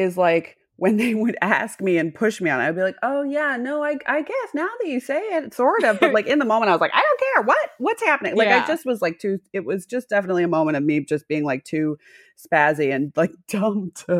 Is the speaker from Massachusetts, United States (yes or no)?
yes; Massachusetts, United States; accent: Midwest; No, I'm from Massachusetts, but people ask me all the time because my accent sounds a little bit Midwest. I got rid of my Massachusetts accent and I just went hard and it became a little bit Midwest.